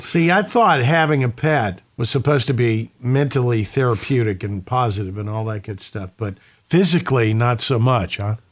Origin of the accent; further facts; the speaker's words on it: the South, United States; moved away; also born or lived in Midwest; growing up in the South